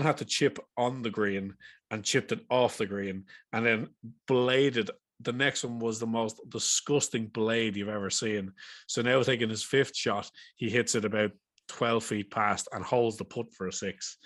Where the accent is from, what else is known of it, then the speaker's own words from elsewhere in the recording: Ireland; we're Irish